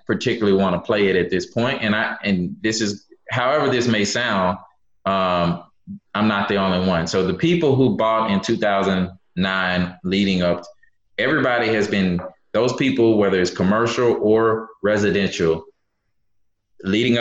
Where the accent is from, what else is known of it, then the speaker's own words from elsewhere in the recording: Memphis, Tennessee, United States; now in Houston, United States; I'm from Memphis, Memphis, Tennessee, originally. Born and raised